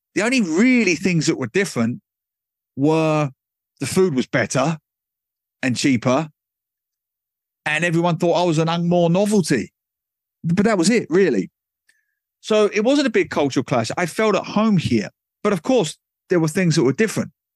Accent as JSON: {"language": "English", "region": "England", "country": "United Kingdom", "tie": "born or raised there", "also_born_or_lived": "Australia", "moved": "as an adult", "lives_now": "Singapore", "said": "when I was growing up in England"}